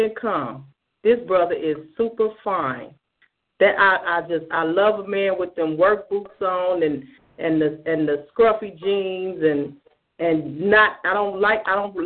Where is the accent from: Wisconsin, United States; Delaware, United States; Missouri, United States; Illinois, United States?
Illinois, United States; Chicago; I grew up in Hyde Park